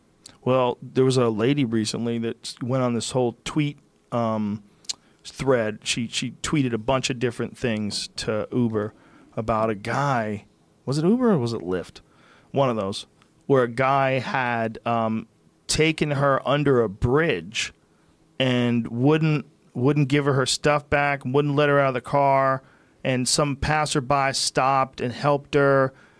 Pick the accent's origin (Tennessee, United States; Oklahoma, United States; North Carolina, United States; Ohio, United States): Ohio, United States; Columbus; We're from Columbus. We still have Mormons.